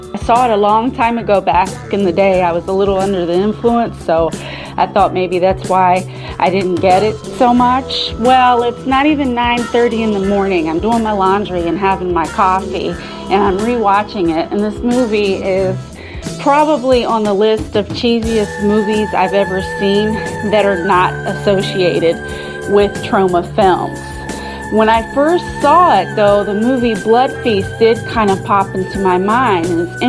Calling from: Williamsburg, Virginia, United States; I'm calling in from Williamsburg, Virginia.

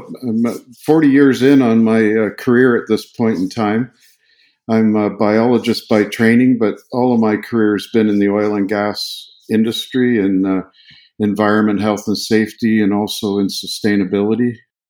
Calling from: Fernie, British Columbia, Canada; I'm sitting here in Fernie, BC, which is right in the heart of the mountains

